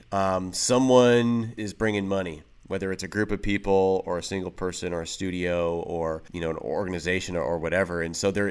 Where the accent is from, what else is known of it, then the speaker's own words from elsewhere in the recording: Michigan, United States; also born or lived in Los Angeles / Texas / Arkansas / Oklahoma; So that was in Michigan, but I've I've kind of bounced all over. So we're originally born in L.A. area.